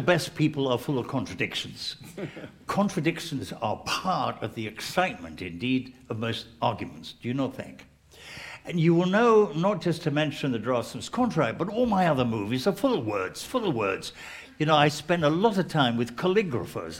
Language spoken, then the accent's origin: English; England, United Kingdom; I'm English